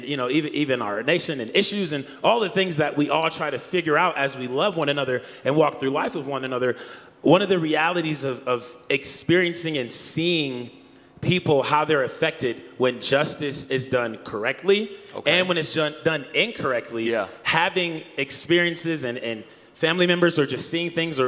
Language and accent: English; Akron, Ohio, United States; growing up in Akron, Ohio